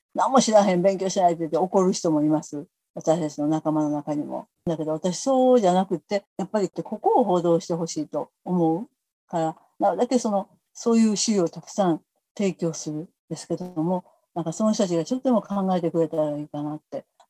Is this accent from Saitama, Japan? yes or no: no; Kobe, Hyogo, Japan; うちの家はもうすごい貧しかったので、田舎から出てきて、神戸に来てですね